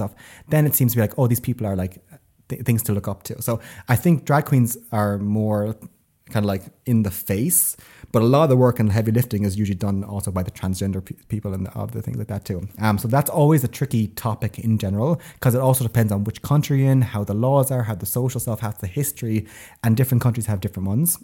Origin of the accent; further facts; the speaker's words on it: Tipperary, Munster, Ireland; moved away as an adult; now in Sweden; I'm from Tipperary originally